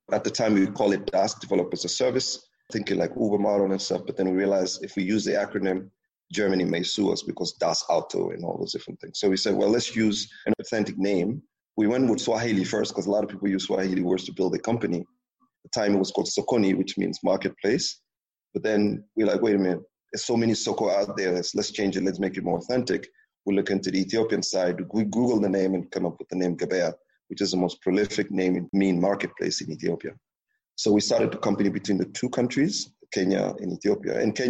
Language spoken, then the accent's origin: English; Senegal; I was so detached from Senegal, the reality of French speaking and all these different things that, and the other fact that Senegal is a small country where the economy is so small, it's only 14 million people